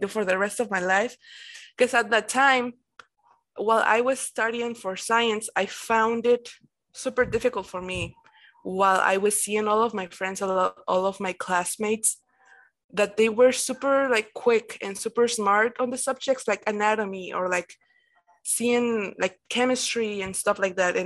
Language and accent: English; Mexico; I'm from Mexico